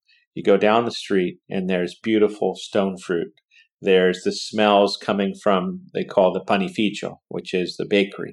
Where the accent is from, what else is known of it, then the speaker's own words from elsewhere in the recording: Pachino, Sicily, Italy; now in Silicon Valley, United States; I was raised in that environment my whole life, right outside of Siracusa. So our little town was known, Pochino, was known for agriculture.